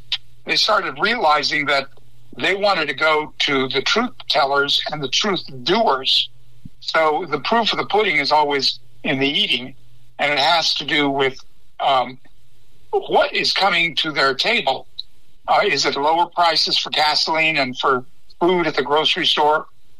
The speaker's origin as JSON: {"language": "English", "town": "Laredo", "region": "Texas", "country": "United States", "tie": "born or raised there", "said": "I was born and raised in Laredo."}